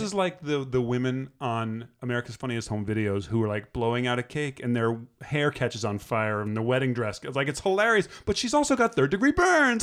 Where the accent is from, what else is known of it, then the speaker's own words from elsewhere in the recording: New Jersey, United States; I'm from Jersey